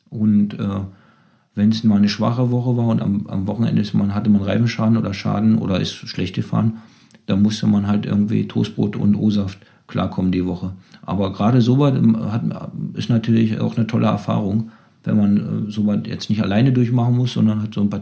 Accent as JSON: {"language": "German", "country": "Germany", "said": "wir, wir sind aus der DDR gekommen"}